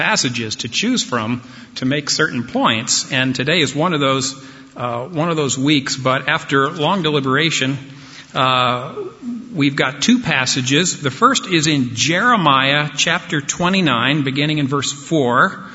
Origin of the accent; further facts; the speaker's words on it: United States; us as American Christians